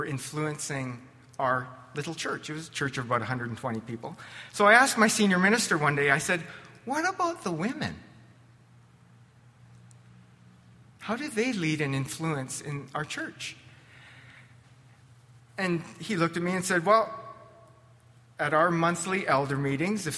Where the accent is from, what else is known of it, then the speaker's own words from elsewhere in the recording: Lethbridge, Alberta, Canada; also born or lived in California; I was born and raised in Canadian Baptist land, First Baptist Lethbridge, carried to church in the womb